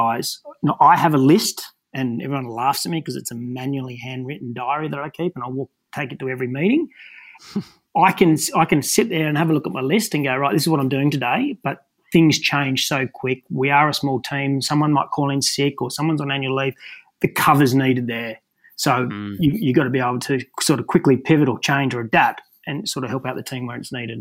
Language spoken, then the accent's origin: English; Newcastle, New South Wales, Australia; growing up in Newcastle